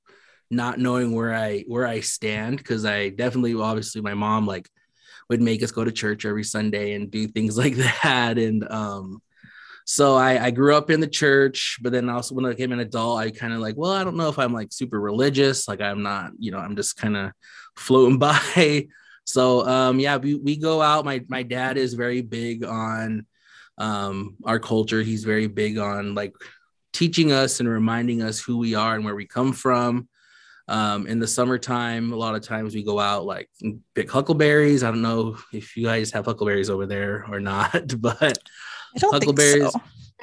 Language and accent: English; Lapwai, Idaho, United States; I'm from Lapway, born and raised.